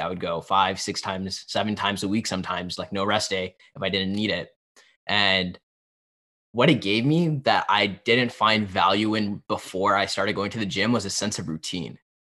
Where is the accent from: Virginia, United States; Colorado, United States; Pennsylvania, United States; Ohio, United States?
Pennsylvania, United States; I grew up in Pennsylvania